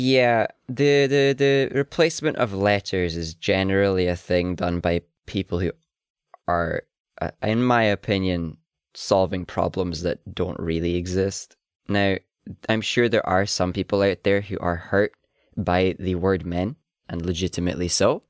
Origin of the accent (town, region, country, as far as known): Highlands, Scotland, United Kingdom; accent: Highlands